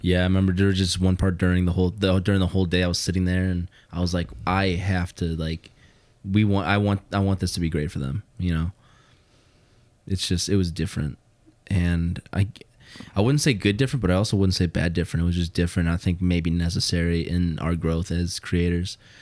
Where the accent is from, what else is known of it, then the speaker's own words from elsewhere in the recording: Hammond, Indiana, United States; I grew up in Hammond and, you know, the whole Chicagoland area